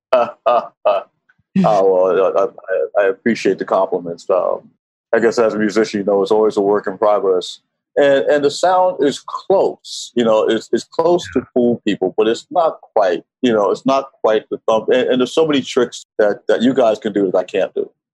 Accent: New York, United States; moved away as an adult; also born or lived in Washington, D.C.; now in Venice, Italy; I grew up in New York. Uh, I was born in DC. I, I moved up to New York when I was about uh, eight, nine years old.

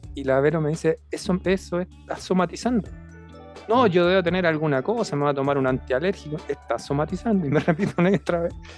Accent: Chile; como buen chileno

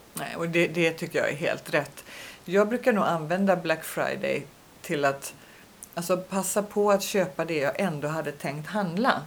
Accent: Sweden; moved away; hemma i Sverige

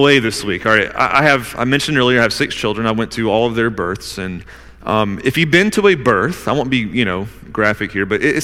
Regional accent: Newnan, Georgia, United States; I was born in Noonan, Georgia

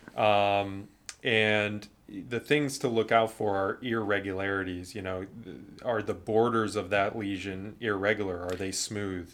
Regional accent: Cleveland, Ohio, United States; I'm from Cleveland

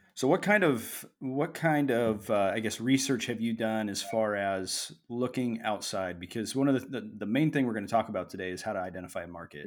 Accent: Springfield, Missouri, United States; now in Oregon, United States; I was raised in Southwest Missouri, specifically Springfield

